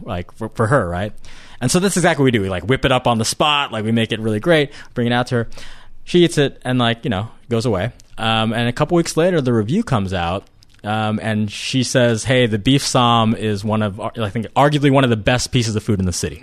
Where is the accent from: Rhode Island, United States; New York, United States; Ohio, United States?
Ohio, United States; I grew up in Ohio